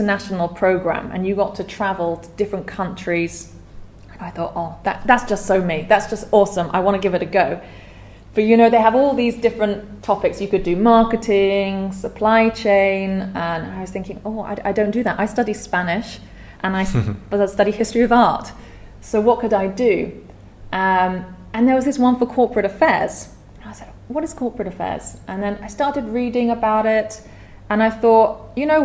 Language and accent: English; United Kingdom; accent: British; moved away as an adult; also born or lived in Edinburgh, Scotland; now in Vietnam; I'm British. Hopefully you can tell from my accent. I'm from near London.